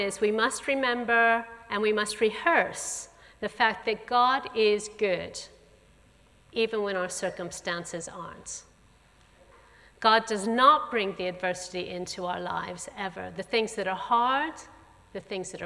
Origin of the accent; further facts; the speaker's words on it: St. Louis, Missouri, United States; moved away; I also grew up going to church. My family, I come from St. Louis in the middle of the USA. My parents were Christians. I grew up going to a Southern Baptist church there